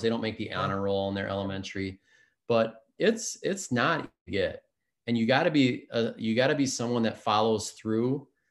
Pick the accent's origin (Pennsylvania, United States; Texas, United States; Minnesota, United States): Minnesota, United States; Spring Lake Park; grew up in the Twin Cities area, a suburb of um, Minneapolis called Spring Lake Park